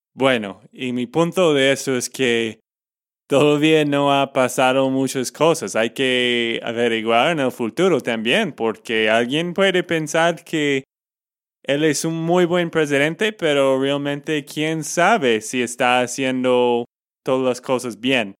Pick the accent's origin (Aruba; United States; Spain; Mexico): United States; Texas; de Texas, Estados Unidos